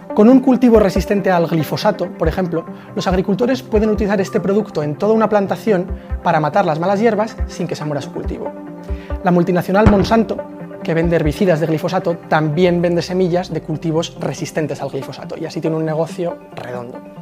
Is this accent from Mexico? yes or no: no; Spain; España sí, y de hecho somos líderes europeos por el cultivo de MON 810